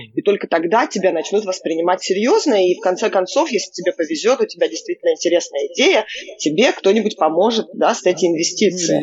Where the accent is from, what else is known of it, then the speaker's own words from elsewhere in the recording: Israel; now in New York, United States; я выросла в Израиле